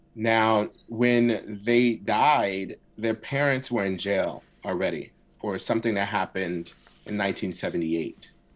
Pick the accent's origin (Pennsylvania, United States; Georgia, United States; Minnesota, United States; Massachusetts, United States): Pennsylvania, United States; Philadelphia; first language Arabic; English is a second language; I grew up in West Philly in a Muslim community. So my first language actually was Arabic.